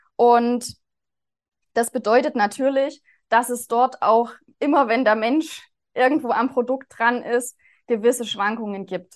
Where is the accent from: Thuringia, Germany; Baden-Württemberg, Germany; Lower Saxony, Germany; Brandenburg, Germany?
Thuringia, Germany; Zeulenroda; Ich bin hier seit 2016 inzwischen schon am Standort in Zollenroda in Thüringen. Also das hört man vielleicht auch an meiner Sprechweise. Ich komme hier aus der Region.